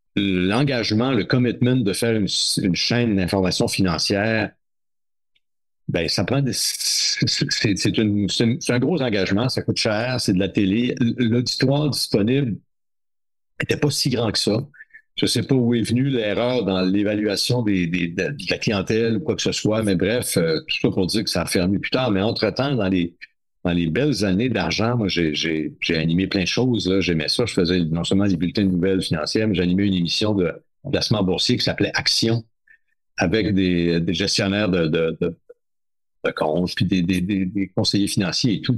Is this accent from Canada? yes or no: yes; New Carlisle, Quebec, Canada; moved away; à New Carlisle dans mon patelin de la, Gaspé, de la baie des Chaleurs en Gaspésie